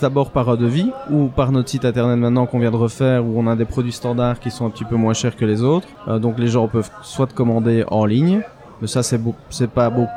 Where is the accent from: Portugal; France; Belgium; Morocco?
Belgium; je suis belge